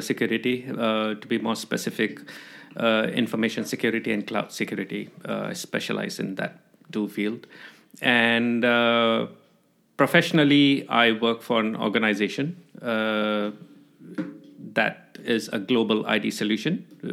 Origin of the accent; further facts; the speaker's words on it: Jakarta, Indonesia; moved away as an adult; also born or lived in Algeria; now in Australia; I did my school, my university education back in Jakarta.